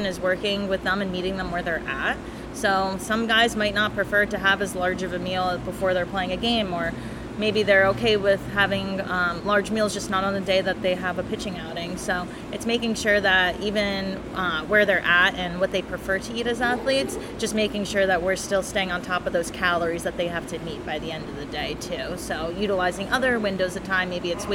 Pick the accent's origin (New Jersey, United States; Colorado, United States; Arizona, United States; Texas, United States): New Jersey, United States; I'm from Jersey